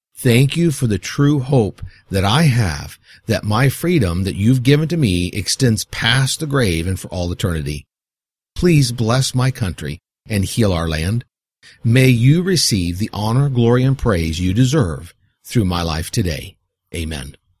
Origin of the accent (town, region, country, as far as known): United States